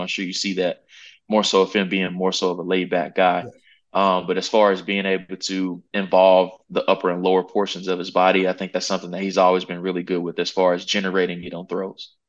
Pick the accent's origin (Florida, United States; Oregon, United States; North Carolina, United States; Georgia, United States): North Carolina, United States; Charlotte; I'm from the Charlotte area